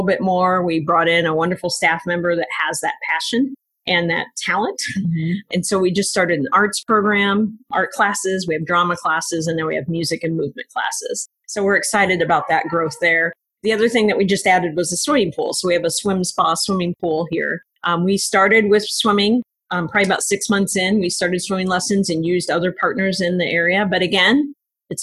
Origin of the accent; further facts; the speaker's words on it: Des Moines, Iowa, United States; I grew up here in Des Moines. I'm a Roosevelt High School grad, a University of Iowa graduate. So I'm an Iowan